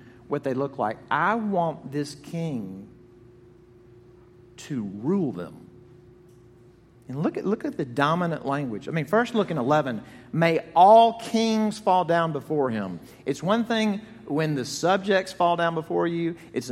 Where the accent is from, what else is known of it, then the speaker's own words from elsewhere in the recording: Jackson, Mississippi, United States; When I was growing up in Jackson, Mississippi, in my childhood home on Parkhurst Drive